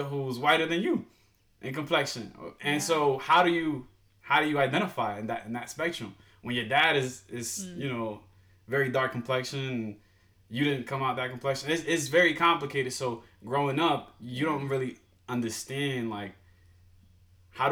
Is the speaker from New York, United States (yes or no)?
yes; New York City, New York, United States; accent: New York; also born or lived in Dominican Republic / Washington, D.C.; growing up in East New York, Brooklyn